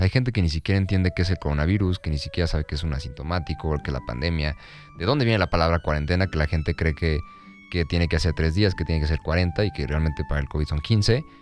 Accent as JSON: {"language": "Spanish", "country": "Mexico", "said": "como mexicanos no somos muy buenos con ese, el arte"}